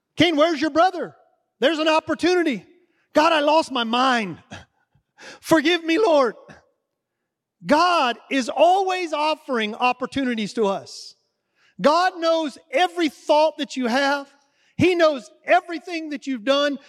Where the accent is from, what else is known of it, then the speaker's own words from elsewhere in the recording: the South, United States; I'm from the South.